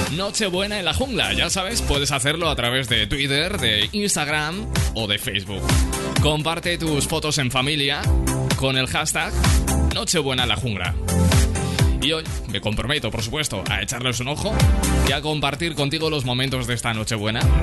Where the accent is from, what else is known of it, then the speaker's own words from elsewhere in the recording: Aragon, Spain; En mi tierra, en Aragón